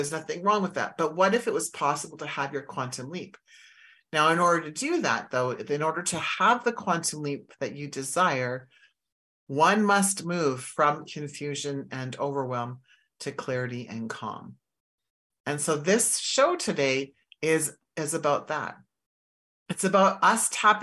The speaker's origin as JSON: {"language": "English", "region": "Saskatchewan", "country": "Canada", "tie": "born or raised there", "said": "I grew up in Saskatchewan"}